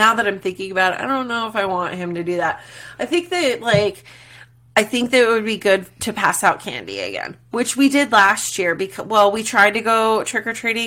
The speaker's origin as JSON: {"language": "English", "town": "Glendale", "country": "United States", "tie": "born or raised there", "also_born_or_lived": "Worcester, Massachusetts", "moved": "yes", "said": "I grew up in Glendale and then also even in Worcester, in Massachusetts"}